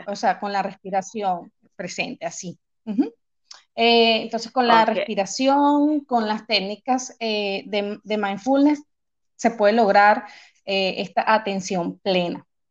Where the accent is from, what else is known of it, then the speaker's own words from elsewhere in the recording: Venezuela; moved away as an adult; now in Manchester, United Kingdom; soy venezolana